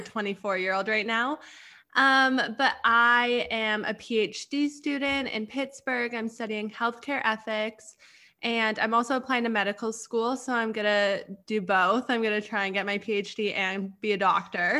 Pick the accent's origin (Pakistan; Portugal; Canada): Canada; moved away as an adult; also born or lived in Arizona; so I got sent back home to Canada. And I got sent back home to my hometown